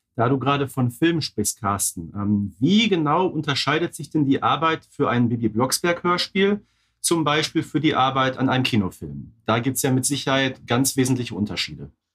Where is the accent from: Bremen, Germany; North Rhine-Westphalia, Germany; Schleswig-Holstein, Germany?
North Rhine-Westphalia, Germany; Ruhr area; Bei uns im Ruhrgebiet